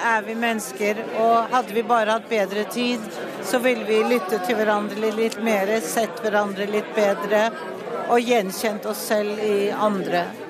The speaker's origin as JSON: {"language": "Norwegian", "country": "Norway", "said": "eller du er født i Norge, som i hvert fall så er jeg norsk."}